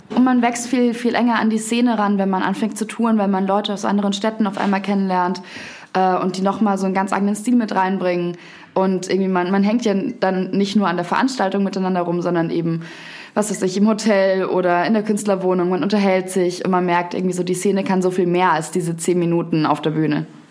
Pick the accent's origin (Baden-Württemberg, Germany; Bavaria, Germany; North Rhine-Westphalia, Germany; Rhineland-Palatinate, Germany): Bavaria, Germany; Garmisch-Partenkirchen; moved away as an adult; also born or lived in Munich; now in Berlin, Germany; Ich bin zuerst von meinem Heimatort, Garmisch-Partenkirchen heißt das, ähm, nach München gezogen und habe dort drei Jahre gelebt